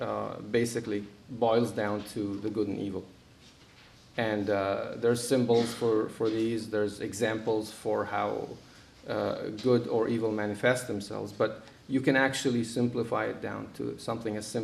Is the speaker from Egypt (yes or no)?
yes; Egypt; moved away as an adult; now in United States; I was born in Egypt, but I've been here since I was 18